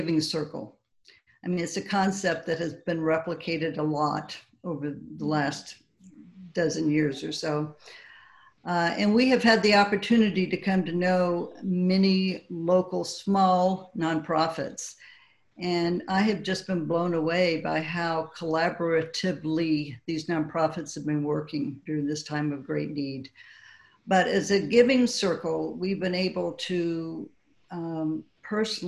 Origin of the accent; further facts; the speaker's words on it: Southern California, United States; moved away; I grew up in Southern California